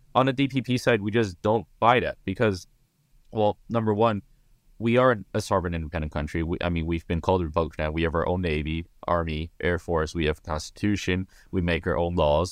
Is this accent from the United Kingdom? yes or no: no; Taiwan; we are a, already a independent sovereign country called the Republic of China.